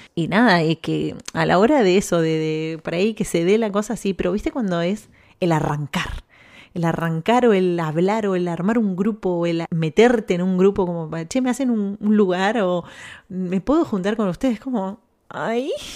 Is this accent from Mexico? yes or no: no; Argentina; accent: Argentine; moved away as an adult; now in Spain; yo estoy orgullosa de ser argentina